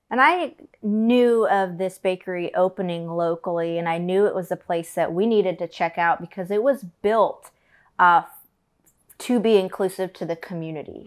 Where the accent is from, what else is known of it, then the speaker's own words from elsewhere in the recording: Collinsville, Illinois, United States; moved away; My hometown is Collinsville, Illinois.